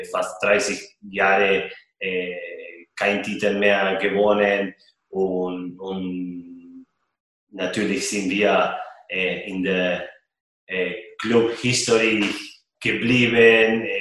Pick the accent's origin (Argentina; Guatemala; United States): Argentina; German is a second language; now in Nuremberg, Germany; Man äh, als Argentinier äh, ein Fanblock äh, zu haben äh, in, in Deutschland, in Nürnberg, das macht mich richtig stolz.